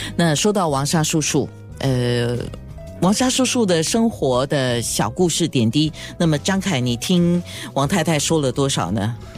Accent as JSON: {"language": "Chinese", "country": "Singapore", "said": "我们新加坡艺人要大海外去发展"}